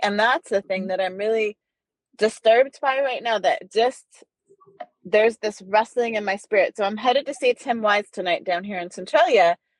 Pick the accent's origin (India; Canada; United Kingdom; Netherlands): Netherlands; now in United States; I grew up in the Netherlands during apartheid